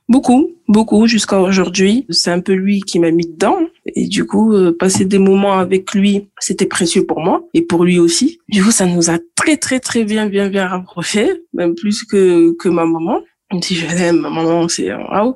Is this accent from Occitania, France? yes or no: yes; Toulouse, Occitania, France; also born or lived in Guadeloupe; J'ai grandi à Toulouse, je suis née à Toulouse et je suis originaire euh, de la Guadeloupe